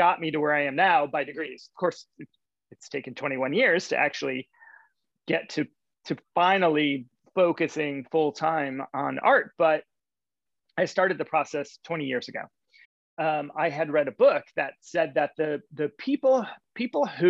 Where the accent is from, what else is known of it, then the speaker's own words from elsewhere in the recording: Detroit, Michigan, United States; now in San Francisco, United States; I grew up in Detroit, but I now live in San Francisco